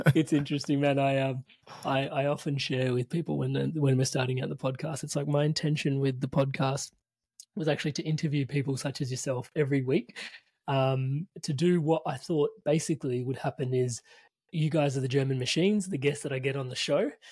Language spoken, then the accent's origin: English; Melbourne, Victoria, Australia; I'm from Melbourne